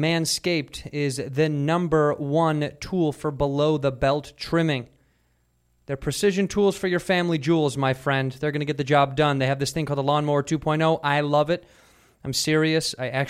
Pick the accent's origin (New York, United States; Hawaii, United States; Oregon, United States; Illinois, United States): Illinois, United States; Chicago; I don't speak Spanish. I'm from Chicago.